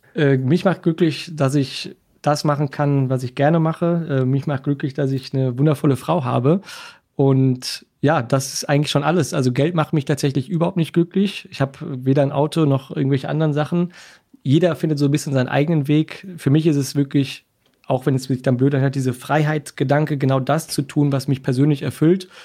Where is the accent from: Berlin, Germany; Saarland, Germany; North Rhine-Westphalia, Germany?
North Rhine-Westphalia, Germany; Essen; also born or lived in Cologne; Essen ist meine Geburtsstadt. Ich bin Wahlkölner gewesen, jetzt zurück ins Ruhrgebiet gekommen